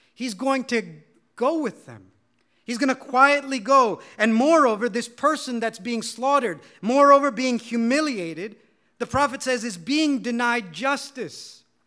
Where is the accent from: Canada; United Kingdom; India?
India; as an Indian